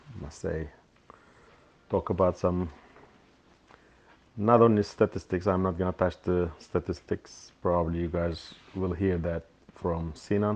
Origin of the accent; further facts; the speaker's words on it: İzmir, Turkey; İzmir, my hometown